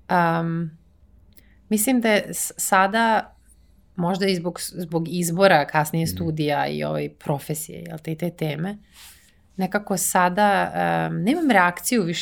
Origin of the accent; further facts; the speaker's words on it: Serbia; moved away as an adult; also born or lived in Netherlands; nikad nisam razmišljala o tome kao ja sam iz Srbije i kao kako će to ljudi da vide.